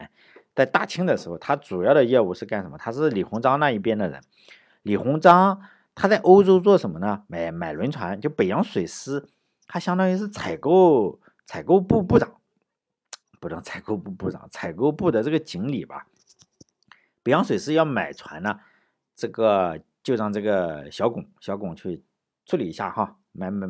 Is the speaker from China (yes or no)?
yes; Shandong, China; 我们这个山东人